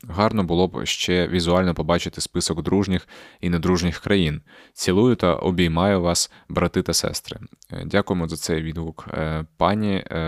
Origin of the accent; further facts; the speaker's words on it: Crimea, Ukraine; moved away; Я після того, як переїхав із Криму, взагалі я з Криму їхав